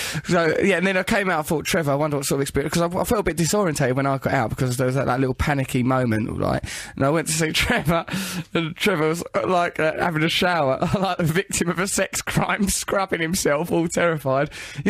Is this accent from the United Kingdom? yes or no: yes; England, United Kingdom; It rained throughout the barbecue and we were just like, we're English and just tried to just keep a stiff upper lip and just ignore the rain and the horror of this barbecue.